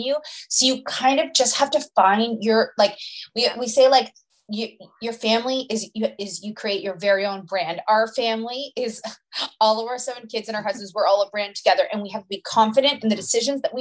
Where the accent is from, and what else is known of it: Canada